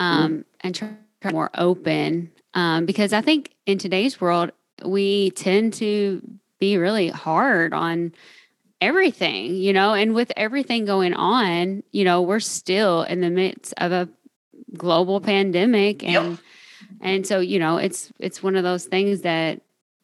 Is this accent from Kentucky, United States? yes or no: yes; Kentucky, United States; accent: Southern; I'm from Kentucky